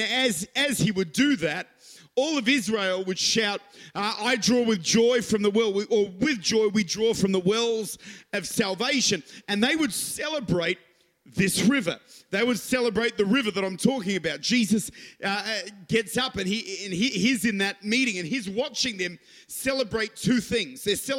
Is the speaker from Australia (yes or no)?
yes; Adelaide, South Australia, Australia; accent: Modbury North; I'm bilingual. I speak fluent Modbury North, and I speak in the Holy Ghost.